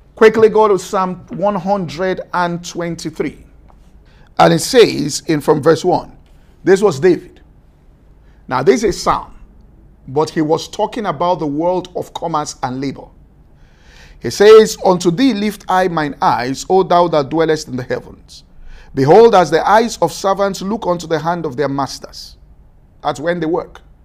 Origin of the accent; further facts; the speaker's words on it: Ibadan, Oyo, Nigeria; I grew up in Ibadan